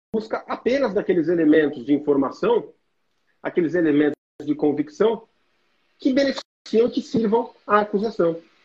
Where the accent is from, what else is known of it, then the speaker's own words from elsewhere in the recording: Guarulhos, São Paulo, Brazil; o meu local de nascimento e criação, que é a cidade de Guarulhos. Né? Eu sou um guarulhense orgulhoso. É, fui nascido e criado